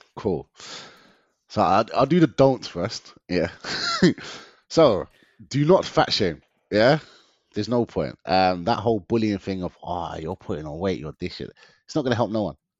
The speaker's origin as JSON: {"language": "English", "region": "London", "country": "United Kingdom", "tie": "born or raised there", "said": "growing up in London, I've grown up in this concrete jungle"}